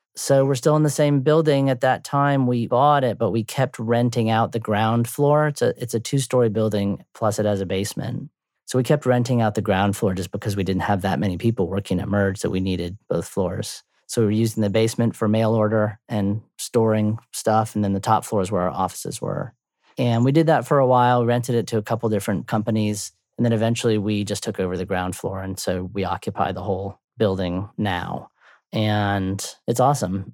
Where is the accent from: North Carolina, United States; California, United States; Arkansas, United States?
North Carolina, United States; Durham; now in Chapel Hill, United States; I grew up in Durham